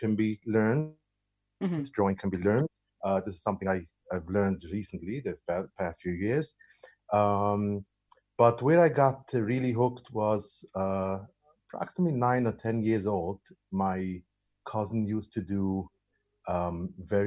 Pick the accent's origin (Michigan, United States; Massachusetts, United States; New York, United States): New York, United States; New York City; born and raised in Brooklyn, Williamsburg, Brooklyn, the Hasidic part of Williamsburg.